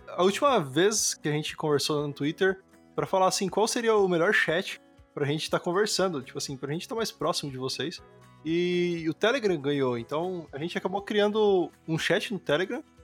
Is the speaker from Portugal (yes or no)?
no; Fernandópolis, São Paulo, Brazil; moved away as an adult; now in Amsterdam, Netherlands; eu sou de Fernandópolis também, então a minha a maior, maior parte da minha vida eu vivi em Fernandópolis